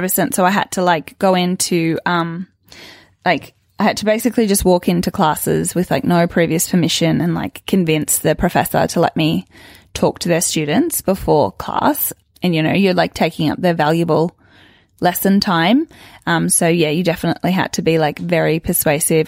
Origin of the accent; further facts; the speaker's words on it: Sydney, New South Wales, Australia; I grew up in Sydney and I was very much like a city, a city girl.